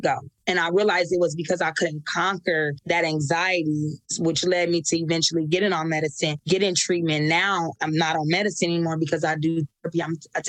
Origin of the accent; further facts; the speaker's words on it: Nebraska, United States; moved away as an adult; also born or lived in California; So I can remember being 18. I moved away from Nebraska and went to California